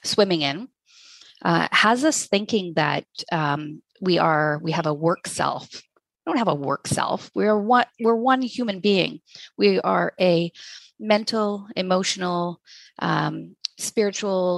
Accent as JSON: {"language": "English", "town": "Hay River", "region": "Northwest Territories", "country": "Canada", "tie": "born or raised there", "said": "I was born in Hay River, Northwest Territories, grew up in a small town"}